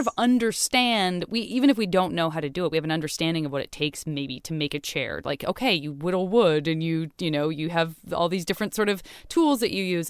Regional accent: Tucson, Arizona, United States; being a kid in Tucson, also not exposed to any kind of skiing whatsoever or ice skating

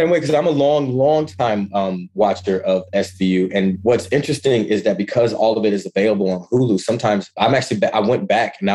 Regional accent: Ann Arbor, Michigan, United States; moved away as an adult; also born or lived in Ypsilanti, Michigan / Kent, Ohio; I was born go? and raised in Ann Arbor, Michigan.

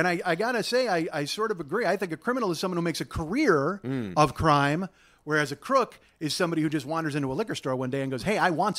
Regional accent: Chicago, Illinois, United States; moved away; I grew up in Chicago

